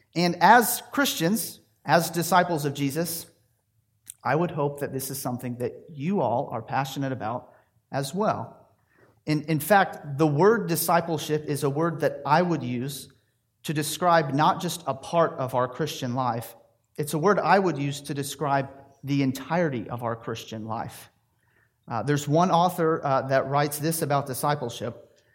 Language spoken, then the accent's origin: English; Tennessee, United States; moved away as an adult; also born or lived in Louisville, Kentucky; I was raised in Tennessee.